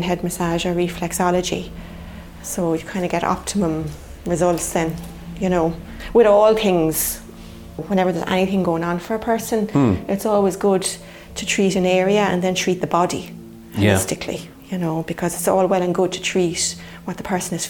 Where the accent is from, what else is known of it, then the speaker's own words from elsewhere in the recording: Clonmel, Munster, Ireland; also born or lived in Dublin; I grew up here, I knew all the faces